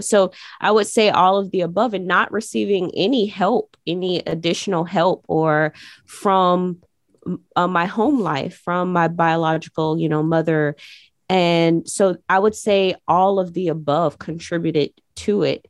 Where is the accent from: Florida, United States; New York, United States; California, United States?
Florida, United States; Jacksonville; when I was growing up on the east side, it was a place where people would walk around aimlessly